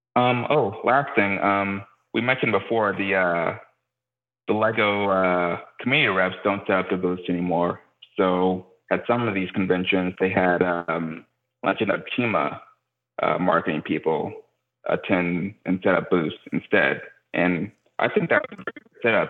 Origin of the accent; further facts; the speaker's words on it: Houston, Texas, United States; a Houston native, so representing my hometown